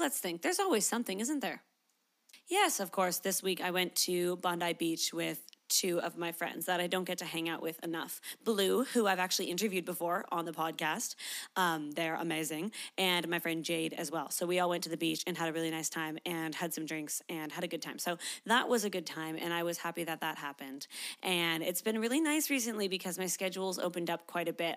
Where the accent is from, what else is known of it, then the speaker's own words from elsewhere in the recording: Canada; now in Sydney, Australia; I am a Canadian, but I live in Sydney, Australia